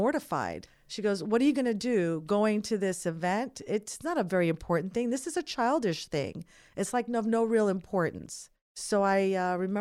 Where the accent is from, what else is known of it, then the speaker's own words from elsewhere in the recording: North Miami Beach, Florida, United States; Growing up in North Miami Beach, I grew up in a mixed community, predominantly immigrants